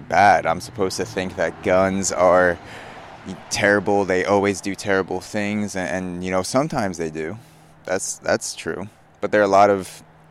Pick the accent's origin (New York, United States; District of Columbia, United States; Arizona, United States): New York, United States; Long Island; growing up in Long Island and being around New York City, it's a super liberal, progressive area